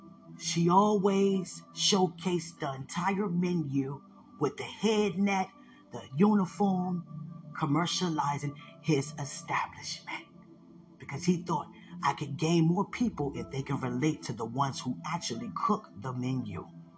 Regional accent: the South, United States; growing up in the South, as little white boys, watching these Black women cook for us?

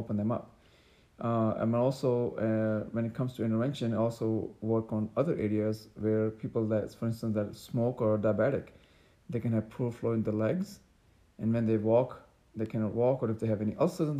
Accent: Pakistan; moved away as an adult; also born or lived in New York City, United States; now in Dallas, United States; I grew up in Pakistan

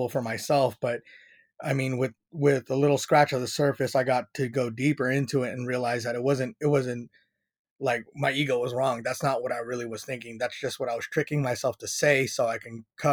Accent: San Diego, California, United States; I grew up in Paradise Hills

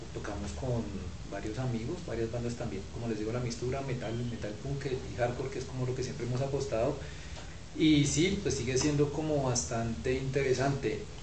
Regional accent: Bogotá, Colombia; como bogotanos uno siempre tiene unos lugares de circulación

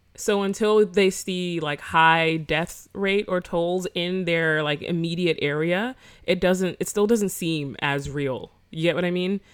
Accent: Florida, United States; I'm from Florida

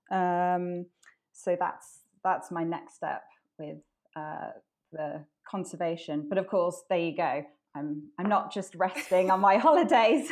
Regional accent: Wales, United Kingdom; I grew up in Wales

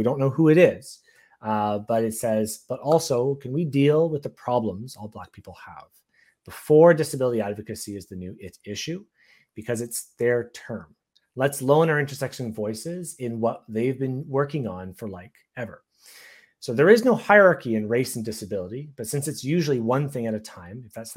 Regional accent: Canada; I'm Canadian

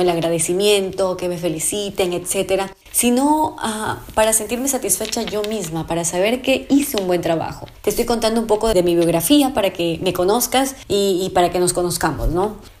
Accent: Ecuador; also born or lived in Santo Domingo, Ecuador; en mi en mi país

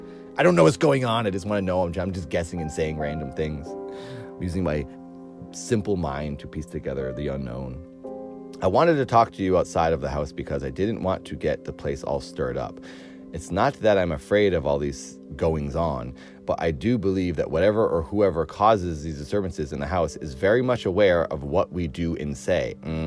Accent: Irvington on Hudson, New York, United States; born there; now in Nantucket, United States; I was born in 1911 in Irvington on Hudson. My parents summered on Nantucket from time to time.

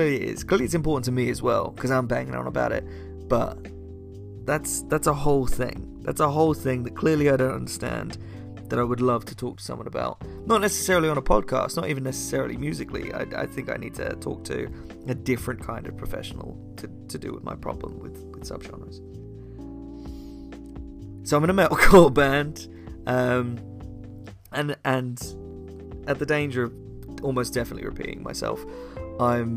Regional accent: United Kingdom; I come from a sleepy town called Flick. It's less swish and flick and more we have a Tesco's and a train station

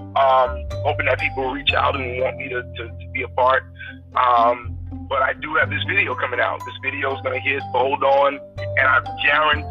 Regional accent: Bastrop, Louisiana, United States; now in New Orleans, United States; I grew up in Bastrop

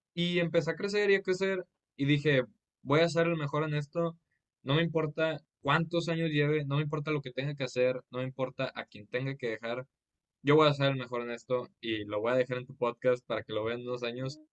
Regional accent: Monterrey, Nuevo León, Mexico; soy de Monterrey, Nuevo León

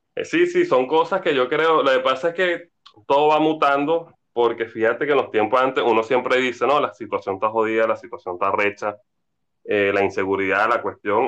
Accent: Venezuela

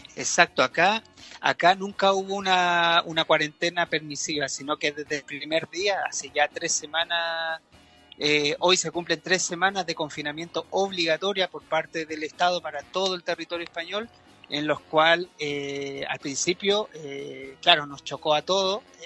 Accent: Reumén, Los Ríos, Chile; yo soy del sur también, ¿ah? soy de Reumén

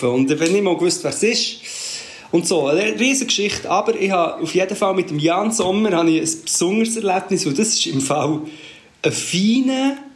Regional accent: Portugal; ich bin ja das in Portugal aufgewachsen, ich weiß nicht, ob ich es schon erzählt habe.

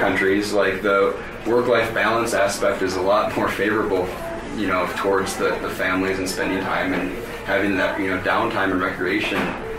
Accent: Minnesota, United States; now in Colorado, United States; Growing up in Minnesota

